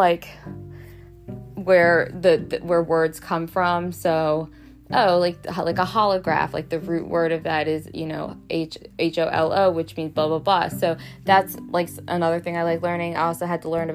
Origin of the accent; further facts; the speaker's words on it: Baltimore, Maryland, United States; I'm from Baltimore